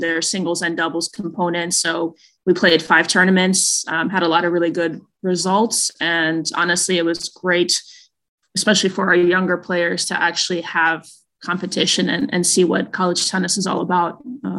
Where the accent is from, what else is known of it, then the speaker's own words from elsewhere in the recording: Queens, New York, United States; I am from Queens, and with it being the 20th anniversary of 9/11, I was a senior in high school that year.